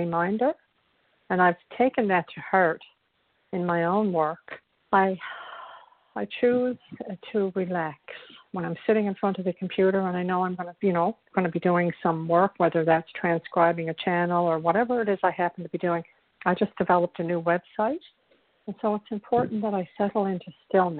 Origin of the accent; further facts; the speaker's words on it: Newfoundland and Labrador, Canada; accent: Irish; I'm from a province in Canada called Newfoundland, and there's a very strong Irish, you know, theme is not the word, but, you know, Irish, there's an Irish impulse here.